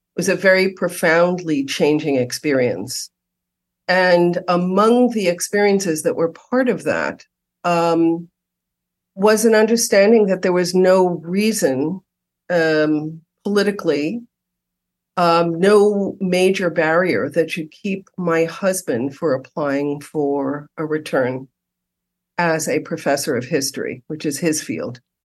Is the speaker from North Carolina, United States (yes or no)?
no; New York City, New York, United States; now in Los Angeles, United States; having been born and raised in New York City